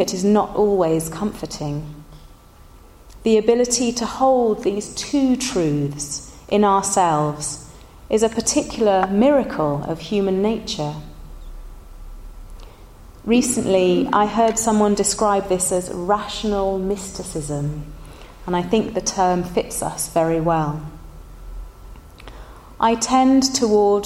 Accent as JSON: {"language": "English", "area": "Somerset", "region": "South West England", "country": "United Kingdom", "tie": "born or raised there", "moved": "yes", "said": "when I was growing up in Somerset, my favourite place to play was the Great Forest"}